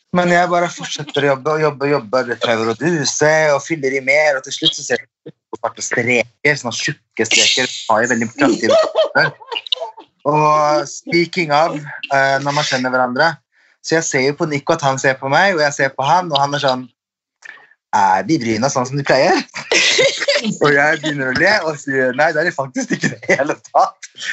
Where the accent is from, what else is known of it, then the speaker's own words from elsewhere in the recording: Sweden; now in Norway; jeg er svensk